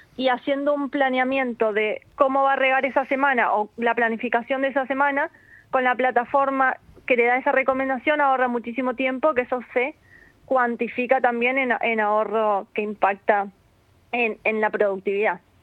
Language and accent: Spanish; Argentina; also born or lived in Málaga, Spain; now in Spain; yo soy de Argentina, pero somos malagueños